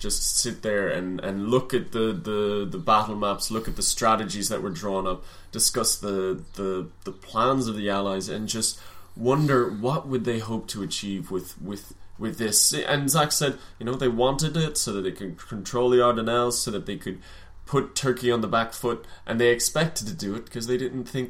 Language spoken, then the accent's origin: English; Ireland; as one Irishman to another, to know that this day 100 years ago he'd fallen on a foolish battlefield.